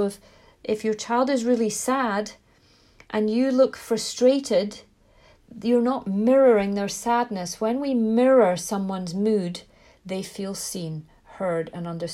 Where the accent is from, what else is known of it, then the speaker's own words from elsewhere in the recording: Scotland, United Kingdom; moved away; I'm from Scotland, I've got this strange accent.